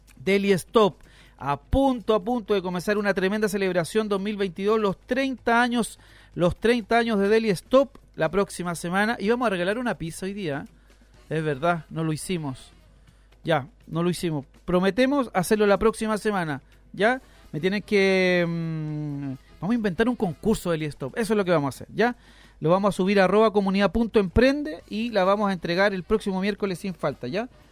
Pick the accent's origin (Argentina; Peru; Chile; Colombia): Chile